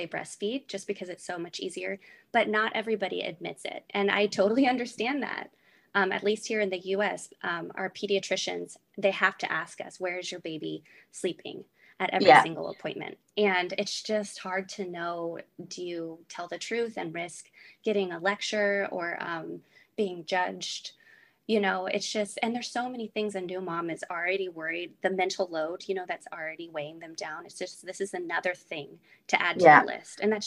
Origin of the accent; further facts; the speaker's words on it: California, United States; now in Texas, United States; I'm originally from California